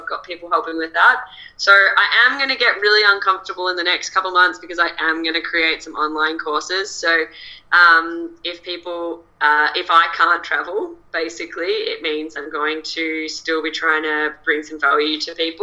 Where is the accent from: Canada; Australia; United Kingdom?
Australia; accent: Australian